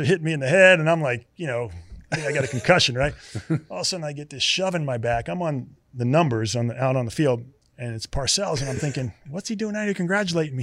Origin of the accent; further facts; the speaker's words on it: Long Island, New York, United States; now in Tampa, United States; I grew up on Long Island